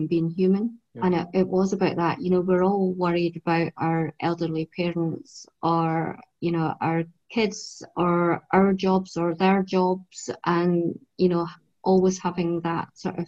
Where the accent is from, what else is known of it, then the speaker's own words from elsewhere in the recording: Edinburgh, Scotland, United Kingdom; I was brought up in North Edinburgh.